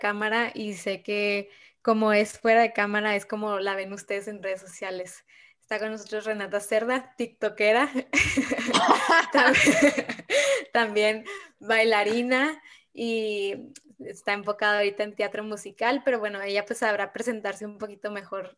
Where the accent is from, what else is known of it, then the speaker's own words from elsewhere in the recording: Ciudad Juárez, Chihuahua, Mexico; moved away; la misma ciudad donde yo crecí, donde yo nací